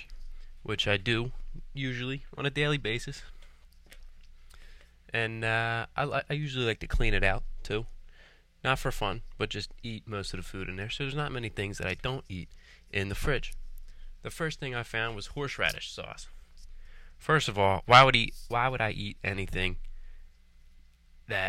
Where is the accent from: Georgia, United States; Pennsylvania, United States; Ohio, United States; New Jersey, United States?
Pennsylvania, United States; Philadelphia; I'm from Philadelphia, Pennsylvania